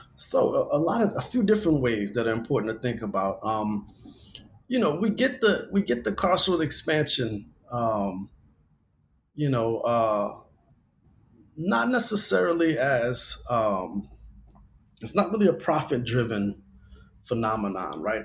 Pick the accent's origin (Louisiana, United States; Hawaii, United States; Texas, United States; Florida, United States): Louisiana, United States; now in Los Angeles, United States; I grew up in Louisiana